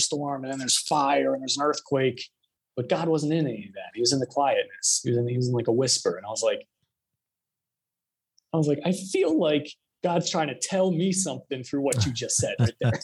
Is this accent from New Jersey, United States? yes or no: yes; New Jersey, United States; moved away as an adult; also born or lived in Syracuse, New York / Philadelphia; now in Arizona, United States; I originally grew up in Jersey